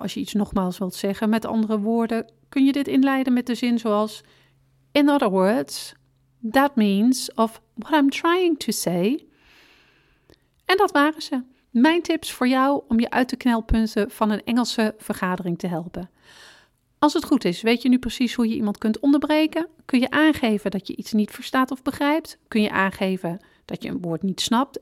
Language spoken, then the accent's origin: Dutch; Netherlands; we als Nederlanders